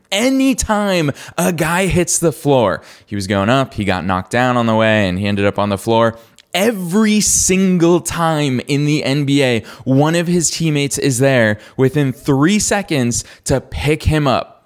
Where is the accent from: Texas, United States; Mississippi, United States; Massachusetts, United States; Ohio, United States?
Massachusetts, United States; Boston; I'm from Boston